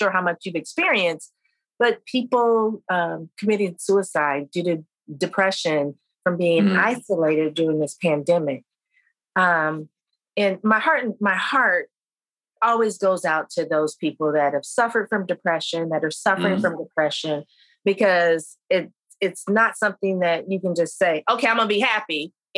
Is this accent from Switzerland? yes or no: no; Vietnam; when I was growing up in Vietnam, we were hearing it. We only had 4 or 5 channels at that time, but we were hearing it on the radio if your parents had it on or something like that.